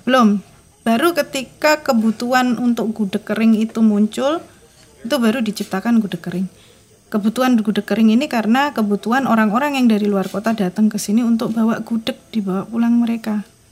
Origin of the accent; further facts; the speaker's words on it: Yogyakarta, Special Region of Yogyakarta, Indonesia; aku orang Jogja ya aku orang Jogja lahir besar di Jogja sampai sekarang di Jogja